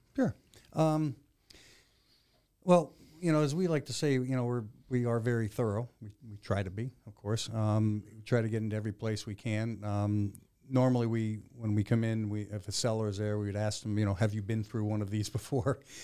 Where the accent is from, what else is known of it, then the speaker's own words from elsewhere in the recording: Connecticut, United States; moved away as an adult; also born or lived in Maryland; I was born and raised in Connecticut.